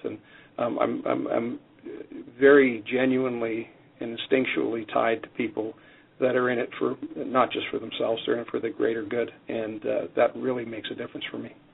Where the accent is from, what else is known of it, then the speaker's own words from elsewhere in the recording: Canada; now in United States; I'm Canadian, and growing up in Canada